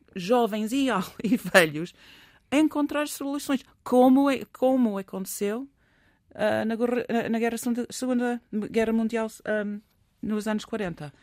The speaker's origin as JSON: {"language": "Portuguese", "region": "England", "country": "United Kingdom", "moved": "yes", "said": "Eu sou inglesa"}